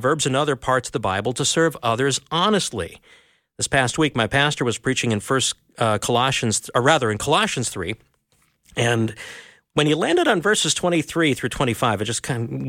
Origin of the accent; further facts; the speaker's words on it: Minnesota, United States; I'm a Minnesotan, which is kind of a colder northern part of the U.S.